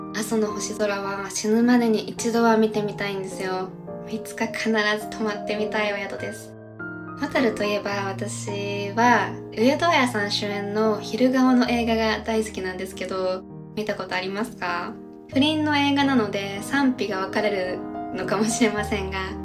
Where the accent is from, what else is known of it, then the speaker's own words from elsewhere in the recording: Tokyo, Japan; also born or lived in United States; 東京の下町出身なのでね